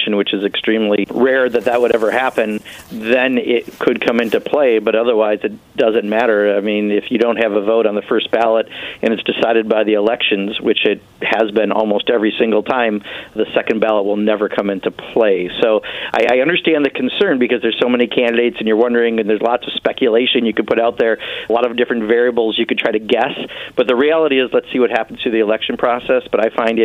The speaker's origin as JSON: {"language": "English", "town": "Kenosha", "region": "Wisconsin", "country": "United States", "tie": "born or raised there", "said": "my hometown down in Kenosha, Wisconsin"}